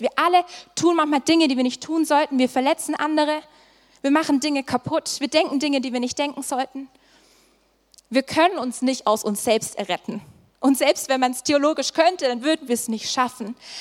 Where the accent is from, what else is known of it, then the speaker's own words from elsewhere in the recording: Swabia, Germany; moved away; Ich komme ursprünglich aus dem Schwabeländle